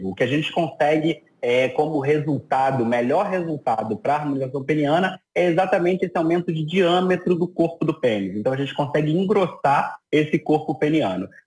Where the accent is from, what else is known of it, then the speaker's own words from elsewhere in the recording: Rio de Janeiro, Brazil; Sou, sou aqui do Rio de Janeiro.